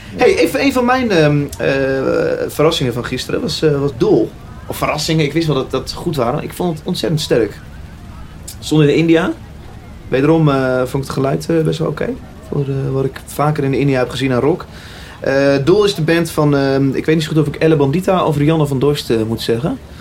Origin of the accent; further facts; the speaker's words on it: Utrecht, Netherlands; En ik kom uit Utrecht.